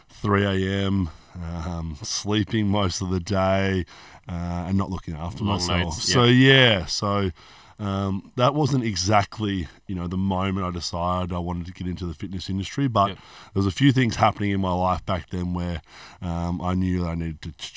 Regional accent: Hobart, Tasmania, Australia; moved away as an adult; now in Melbourne, Australia; So I'm from Hobart, Tasmania, originally. It's a bit of a quiet place.

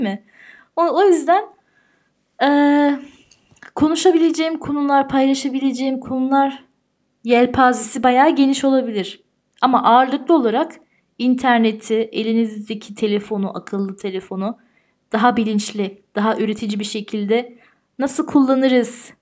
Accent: Tyrol, Austria; also born or lived in Turkey; burada büyüdüm ben. Türkiye'de doğdum ama burada büyüdüm.

